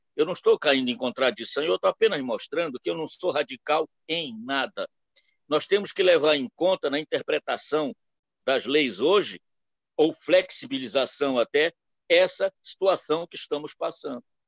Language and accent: Portuguese; Belém, Pará, Brazil; moved away; also born or lived in Nova Friburgo, Rio de Janeiro; eu sou paraense, de Belém, mas passei anos em Friburgo.